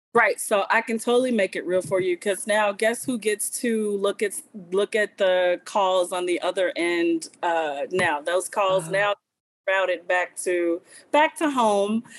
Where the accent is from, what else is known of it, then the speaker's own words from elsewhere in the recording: Southwest Louisiana, United States; now in Arkansas, United States; I'm originally from Southwest Louisiana